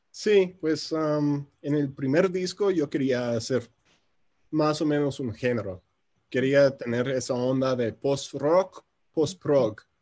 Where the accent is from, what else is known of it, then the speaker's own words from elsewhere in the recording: Chicago, Illinois, United States; Spanish is a second language; moved away as an adult; now in Mexico City, Mexico; soy originario de Chicago, pero ya llevo como seis años viviendo en la Ciudad de México. Por eso el acento tan extraño